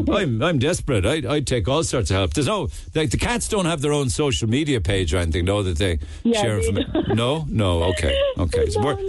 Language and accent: English; Northern Ireland, United Kingdom; About the poppy, I grew up in Northern Ireland. I used to wear a poppy to honour the men and women who died in the First and Second World Wars.